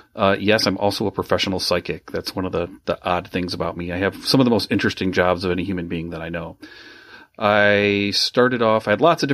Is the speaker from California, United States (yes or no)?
no; Grand Rapids, Michigan, United States; now in Chicago, United States; I'm originally from Grand Rapids, Michigan. I now live with Sunny and our two daughters, our two dogs and three cats in the city of Chicago.